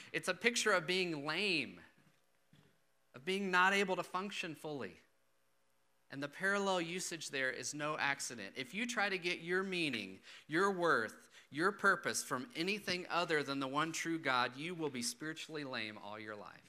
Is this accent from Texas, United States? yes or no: yes; Austin, Texas, United States; I grew up in Austin, pretty big city, very diverse